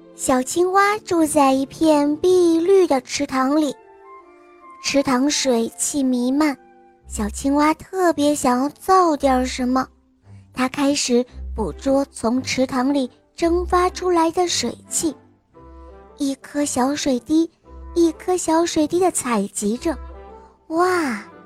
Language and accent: Chinese; Yantai, Shandong, China; 今年六岁了，我来自烟台